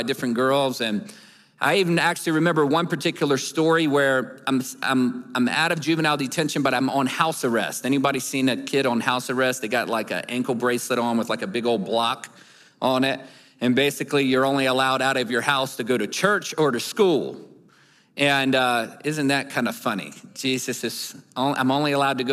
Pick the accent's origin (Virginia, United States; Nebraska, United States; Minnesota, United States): Virginia, United States; Newport News; moved away; I'm from Newport News, Virginia